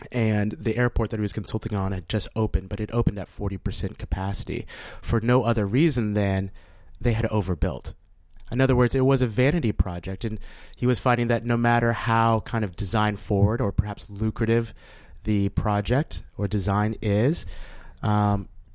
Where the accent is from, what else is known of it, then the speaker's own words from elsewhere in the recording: Kansas City, Kansas, United States; moved away; also born or lived in New Orleans / Washington, D.C.; my hometown of Kansas City.